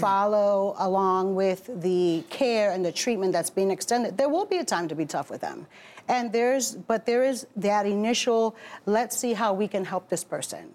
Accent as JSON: {"language": "English", "town": "Newark", "region": "New Jersey", "country": "United States", "tie": "born or raised there", "also_born_or_lived": "Bronx, New York", "said": "Born in the Bronx, raised in Newark."}